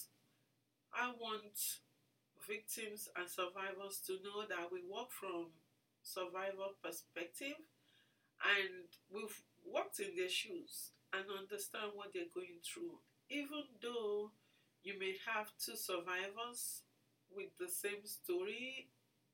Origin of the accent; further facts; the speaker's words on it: Lagos, Nigeria; moved away as an adult; also born or lived in Ibadan, Oyo State, Nigeria; now in Minnesota, United States; I was born in Lagos, and I went to school in Lagos and also in Ibadan